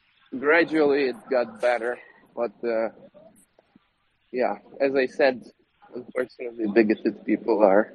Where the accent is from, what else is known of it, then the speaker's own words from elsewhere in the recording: Lviv, Lviv Oblast, Ukraine; So I'm from Lviv.